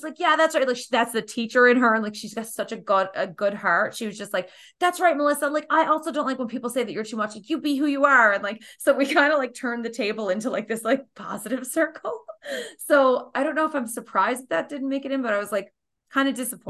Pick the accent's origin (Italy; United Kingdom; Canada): Canada; We're too Canadian or something.